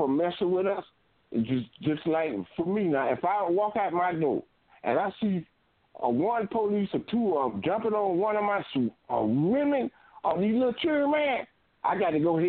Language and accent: English; Fort Lauderdale, Florida, United States; I'm from Fort Lauderdale